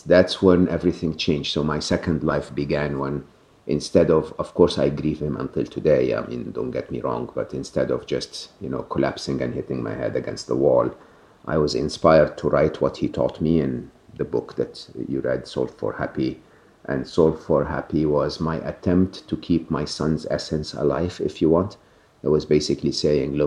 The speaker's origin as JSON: {"language": "English", "country": "Egypt", "tie": "born or raised there", "moved": "yes", "said": "I'm born and raised in Egypt, educated in public school, public university in Egypt"}